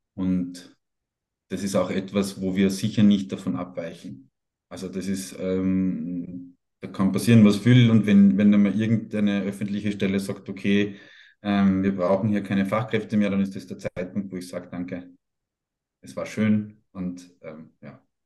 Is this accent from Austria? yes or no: yes; Austria; als Österreicher, der irgendwo hinterm Berg herkommt